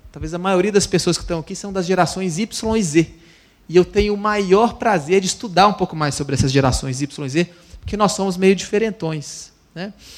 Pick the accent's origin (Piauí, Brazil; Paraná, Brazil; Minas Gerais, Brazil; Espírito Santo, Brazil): Minas Gerais, Brazil; Itabira; Eu sou é, mineiro, nascido e criado em Itabira, Minas Gerais